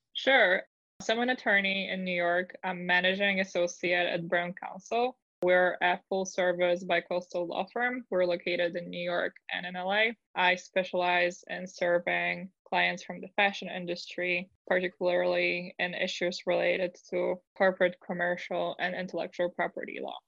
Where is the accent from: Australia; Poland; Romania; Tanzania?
Poland; English is a second language; moved away as an adult; now in United States; I'm originally from Poland, so it's been quite a journey because I really had to work on my English.